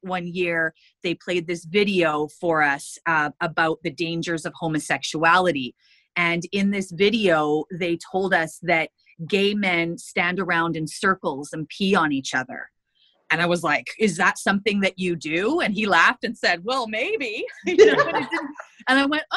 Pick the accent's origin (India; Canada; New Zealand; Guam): Canada; Prince Rupert, British Columbia; moved away as an adult; I moved away from Prince Rupert.